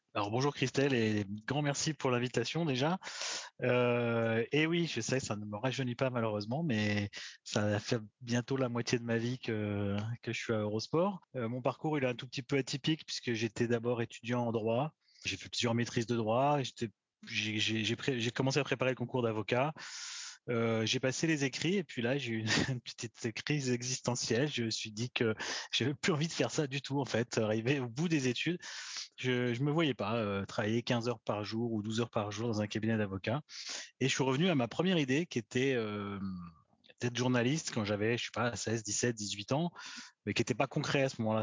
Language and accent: French; Saint-Étienne, Auvergne-Rhône-Alpes, France